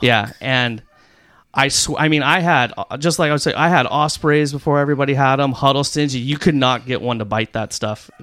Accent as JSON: {"language": "English", "town": "Rancho Santa Margarita", "region": "California", "country": "United States", "tie": "born or raised there", "said": "I grew up in Rancho Santa Margarita"}